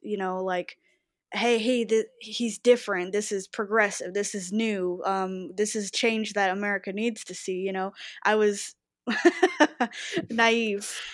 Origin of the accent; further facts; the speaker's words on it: Texas, United States; I was raised in the South, in Texas, and both my parents were Republican